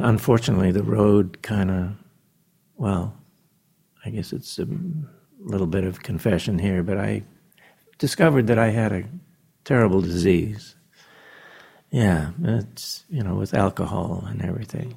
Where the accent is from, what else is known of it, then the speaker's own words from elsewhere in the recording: New Zealand; I was born in New Zealand